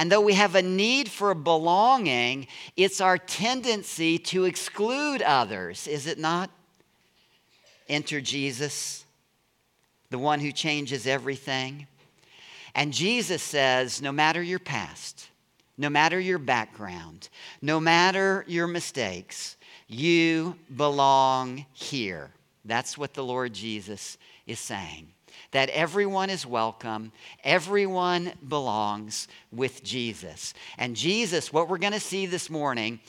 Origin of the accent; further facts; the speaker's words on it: Deep South, United States; I was raised in the Deep South